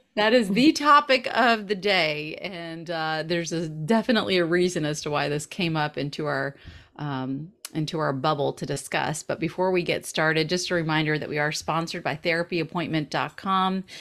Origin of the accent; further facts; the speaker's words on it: the South, United States; moved away as an adult; We're both Southern. We're both from the South